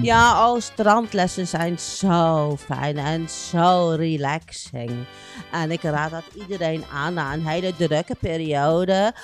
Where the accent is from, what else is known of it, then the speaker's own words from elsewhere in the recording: Groningen, Netherlands; also born or lived in Kerkrade, Limburg; ik ben in mijn vroege jeugd eh, ben ik verhuisd met mijn ouders naar Groningen.